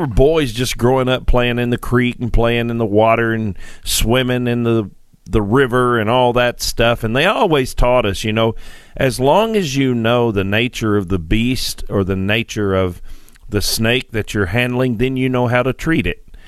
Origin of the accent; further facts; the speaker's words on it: Sparta, Tennessee, United States; I grew up here in Tennessee on a farm in Sparta, Tennessee